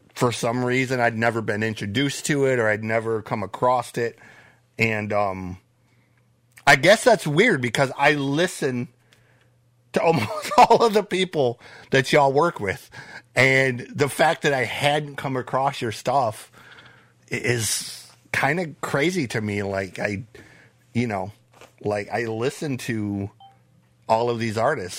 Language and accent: English; Flint, Michigan, United States; I grew up in Flint myself. I grew up just outside of Flint